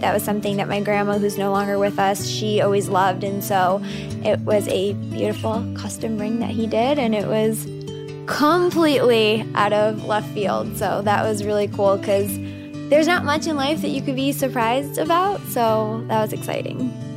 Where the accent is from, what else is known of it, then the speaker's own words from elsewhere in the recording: Northwest Indiana, United States; Growing up in Northwest Indiana